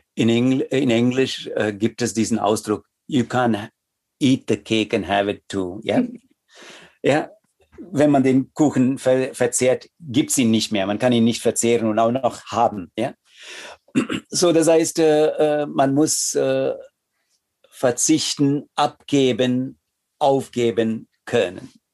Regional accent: India; first language Tamil; German is a second language; also born or lived in Chennai / Berlin / Odenwald; now in Germany; als Inder und auch als Inder, der hier im Westen lebt

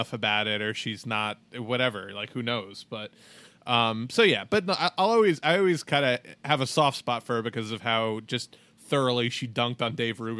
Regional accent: New York, United States; as a New Yorker

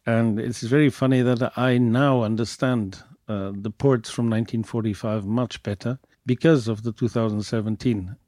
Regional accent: Douro, Norte, Portugal; I come from the Douro

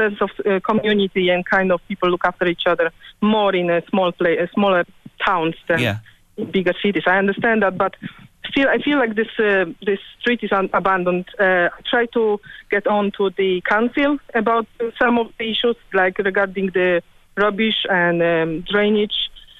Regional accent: Poland; English is a second language; moved away as an adult; now in Ireland; I'm Polish originally.

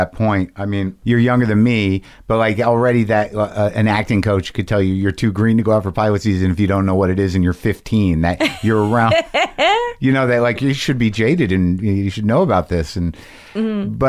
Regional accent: New Mexico, United States; I love your character. I grew up in New Mexico.

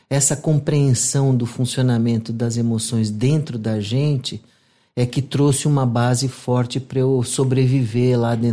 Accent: São Paulo, Brazil; nasci lá, inclusive.

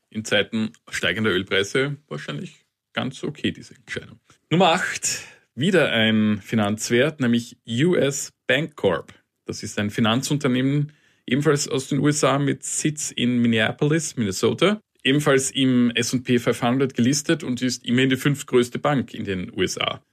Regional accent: Austria; bei uns in Österreich

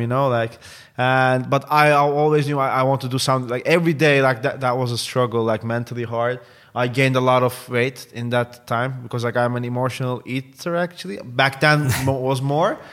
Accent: Istanbul, Turkey; English is a second language; moved away as an adult; now in Amsterdam, Netherlands; I was born and raised in Istanbul.

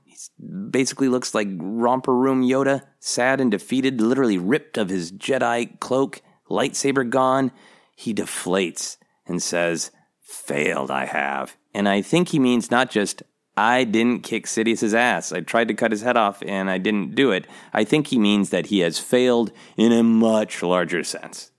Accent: Minnesota, United States; moved away; I am from Minnesota. I lived much of my life in Minnesota, where it gets very, very cold

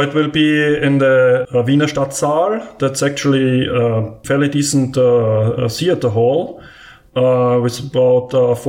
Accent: Vienna, Austria; I'm from Vienna in Austria.

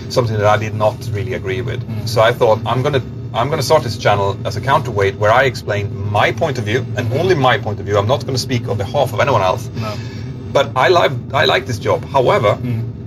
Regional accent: Örnsköldsvik, Västernorrland County, Sweden; Örnsköldsvik, which yeah. is my hometown, then up to Bilsjö, which is where I'm from, a little tiny village

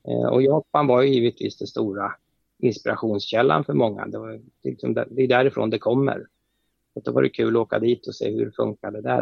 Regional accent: Sweden; som svensk

